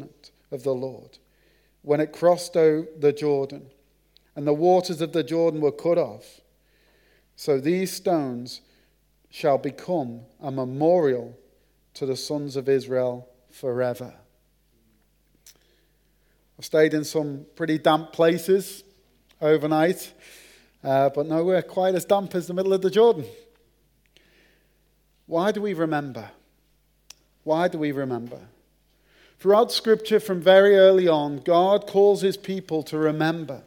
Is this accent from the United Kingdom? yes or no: yes; Merseyside, North West England, United Kingdom; accent: Merseyside (Scouse); moved away; my accent. The Queen's English from Merseyside